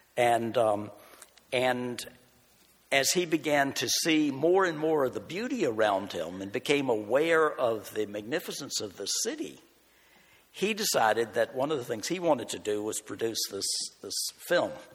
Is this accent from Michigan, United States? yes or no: no; eastern Virginia, United States; moved away as an adult; also born or lived in North Carolina / Houghton, New York; now in Buffalo, United States; I'm a country boy. I grew up in a rural area in eastern Virginia